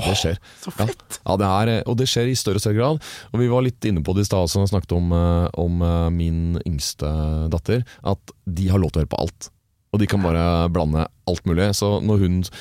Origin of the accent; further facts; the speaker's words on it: Oslo, Norway; Jeg vokste opp på eh, vest, Oslos vestkant, like ah, ja. ved unnarennet på Hoppbakken